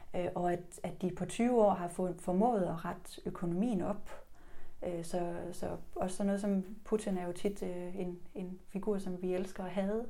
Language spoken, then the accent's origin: Danish; Denmark